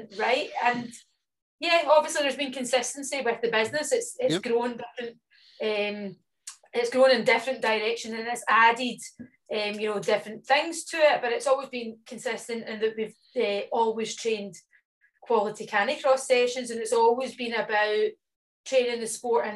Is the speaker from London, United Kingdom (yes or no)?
no; Scotland, United Kingdom; being Scottish